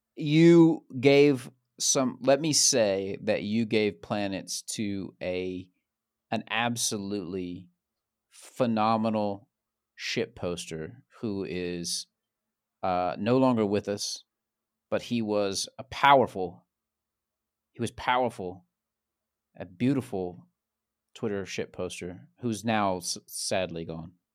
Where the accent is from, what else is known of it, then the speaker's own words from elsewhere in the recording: Central Georgia, United States; moved away; I'm from Central Georgia.